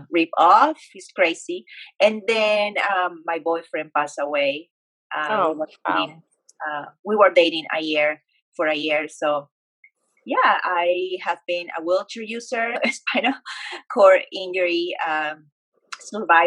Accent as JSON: {"language": "English", "country": "Peru", "tie": "born or raised there", "moved": "as an adult", "lives_now": "Dallas, United States", "said": "I grew up in Peru and I moved to the States when I was 19 years old"}